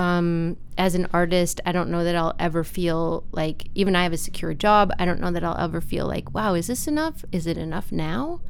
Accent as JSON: {"language": "English", "town": "Appleton", "region": "Wisconsin", "country": "United States", "tie": "born or raised there", "said": "I grew up in Appleton, Wisconsin"}